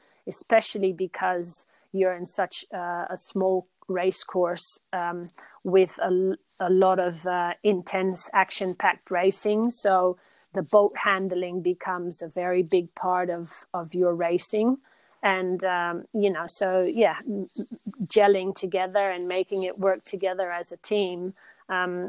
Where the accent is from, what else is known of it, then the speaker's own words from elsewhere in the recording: Rio de Janeiro, Brazil; also born or lived in Netherlands / Belgium; now in Australia; I grew up in Brazil, in Rio de Janeiro